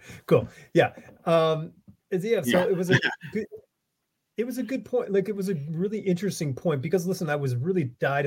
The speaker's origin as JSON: {"language": "English", "region": "Connecticut", "country": "United States", "tie": "born or raised there", "said": "I grew up in Connecticut"}